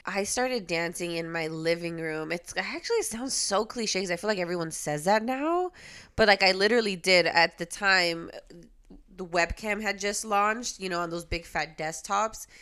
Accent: Los Angeles, California, United States; also born or lived in Puerto Rico; I was raised in L A, so I do fully rep both

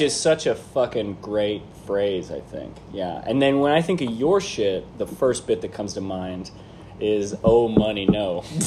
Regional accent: Kansas City, Missouri, United States; also born or lived in Springfield, Missouri; I grew up in Kansas City. I went to high school in Kansas

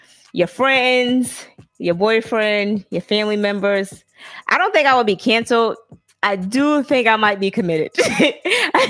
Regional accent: the South, United States; I'm from the South

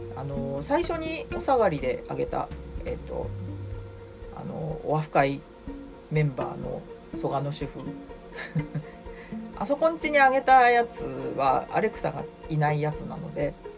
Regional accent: Sapporo, Hokkaido, Japan; now in Tokyo, Japan; うちの実家から送られ札幌から送られてきて

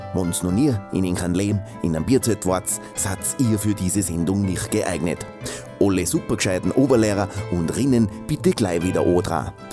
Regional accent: Weinviertel, Pulsdorf, Lower Austria, Austria; örtlich betrachtet bin ich aus dem nördlichen Weinviertel, aus dem netten Örtchen Pulsdorf.

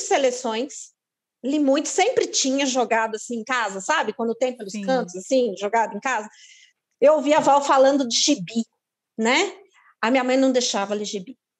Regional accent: São Paulo, Brazil; eu sou de São Paulo, minha família é de lá

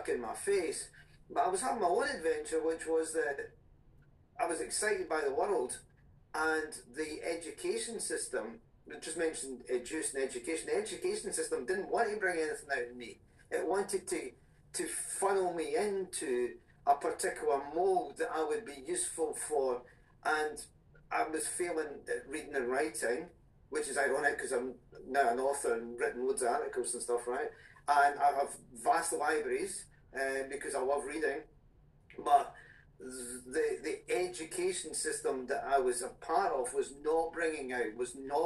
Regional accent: Scotland, United Kingdom; I was born in Scotland

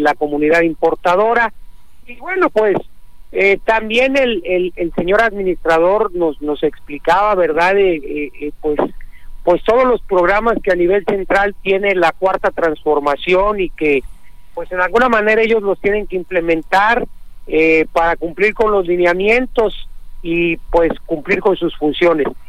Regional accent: Mexico; todos somos mexicanos

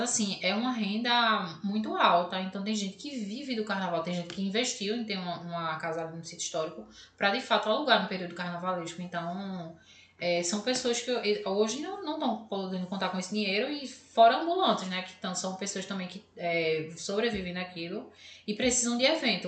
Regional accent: Recife, Pernambuco, Brazil; a gente sabe aqui de Recife

